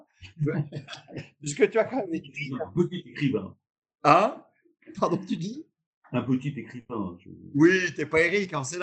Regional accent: France; chez nous en France.

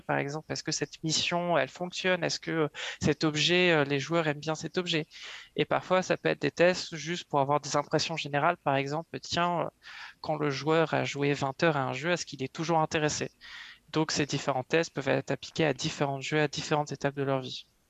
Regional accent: Yvelines, Île-de-France, France; moved away as an adult; now in Montreal, Canada; je viens euh, des Yvelines, donc à l'ouest parisien.

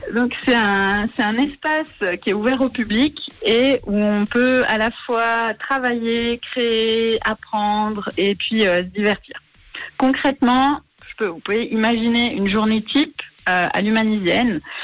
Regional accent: Marseille, Provence-Alpes-Côte d'Azur, France; moved away as an adult; also born or lived in York / Bern / Paris / Lausanne; now in Yverdon-les-Bains, Switzerland; je suis franco-suisse, je suis originaire de Marseille.

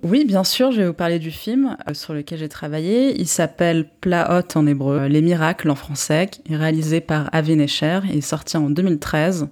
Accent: Paris, Île-de-France, France; also born or lived in England / United States; je suis franco-israélienne. Je suis née à Paris de parents israéliens

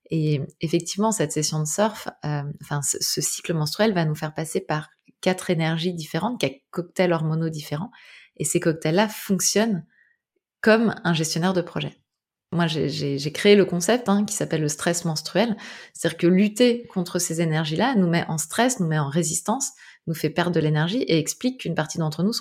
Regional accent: Brittany, France; je suis bretonne, donc euh, ça me rappelle l'océan.

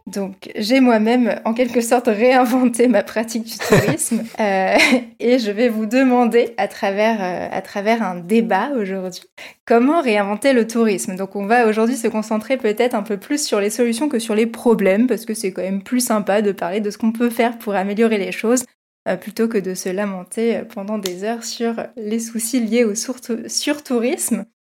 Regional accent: Versailles, Île-de-France, France; born or raised there

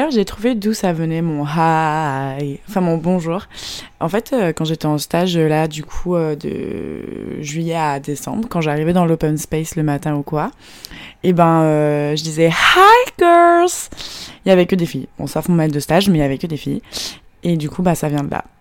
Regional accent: France; now in Shanghai, China; je suis française

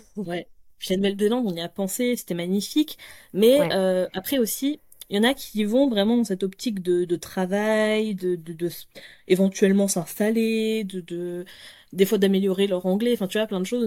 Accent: France; je suis française

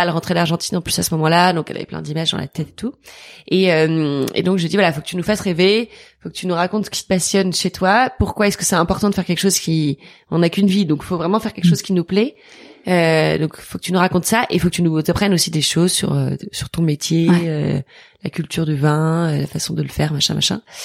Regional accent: Toulouse, Occitania, France; moved away; also born or lived in Maisons-Laffitte; J'ai grandi à Toulouse. Euh, bon, j'ai toujours grandi à Toulouse

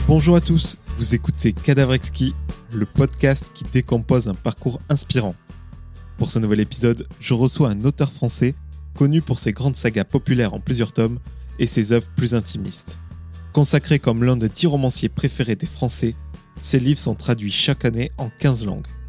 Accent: Aude, Occitania, France; le département de l'Aude dont je suis originaire

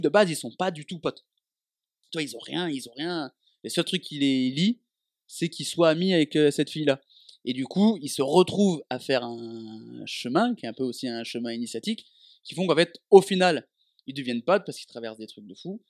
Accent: Dijon, Bourgogne-Franche-Comté, France; moved away as an adult; also born or lived in Avignon / Lyon; quand je suis parti de Dijon pour aller à Avignon à la fac

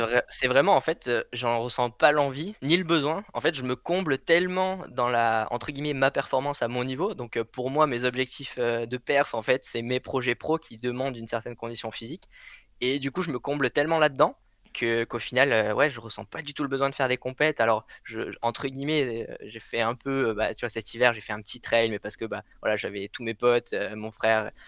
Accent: Blandas, Occitania, France; moved away; à Blandas, c'est celui euh, auquel j'ai fini mon, enfance.

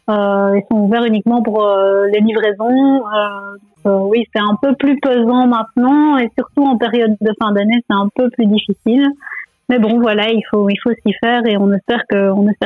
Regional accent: Namur, Wallonia, Belgium; moved away as an adult; also born or lived in New York; now in California, United States; suis belge, oui, de Namur.

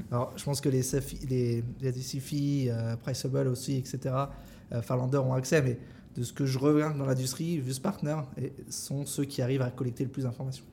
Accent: France; moved away as an adult; also born or lived in Vietnam / Singapore; je suis français à l'origine

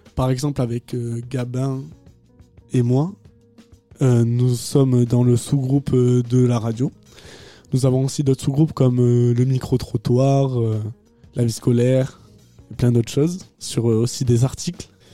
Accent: Agen, Nouvelle-Aquitaine, France; je viens de Agen

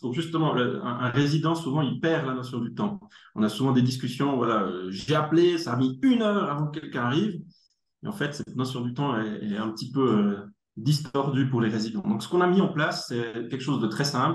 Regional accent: Neuchâtel, Switzerland; accent: neuchâtelois; moved away; also born or lived in Germany; je suis né en Allemagne, j'habite en Suisse depuis très très longtemps. Et c'est pour ça que j'ai un bel accent neuchâtelois

